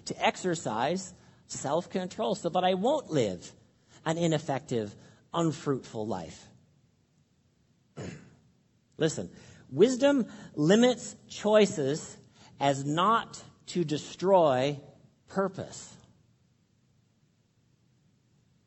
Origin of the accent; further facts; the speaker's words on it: Canada; All of us, we're Canadian